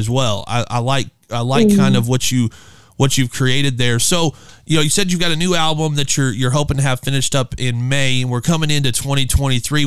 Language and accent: English; Midwest, United States; I'm from the Midwest